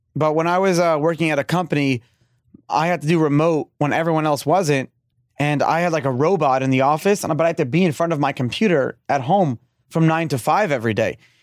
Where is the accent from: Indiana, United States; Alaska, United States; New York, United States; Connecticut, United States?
New York, United States; New York City; moved away; I grew up in Brooklyn, um, before I moved down here